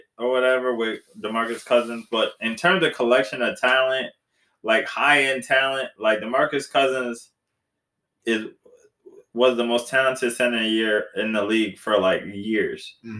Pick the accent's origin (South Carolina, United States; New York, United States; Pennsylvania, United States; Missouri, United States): New York, United States; we're from New York.